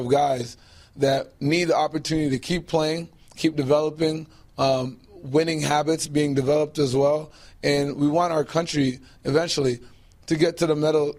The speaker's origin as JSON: {"language": "English", "town": "Toronto", "region": "Ontario", "country": "Canada", "tie": "born or raised there", "said": "I grew up here in Toronto as a Canadian"}